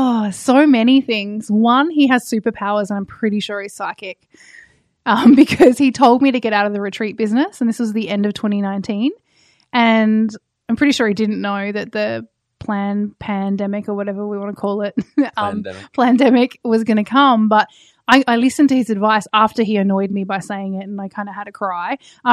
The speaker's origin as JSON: {"language": "English", "region": "Tasmania", "country": "Australia", "tie": "born or raised there"}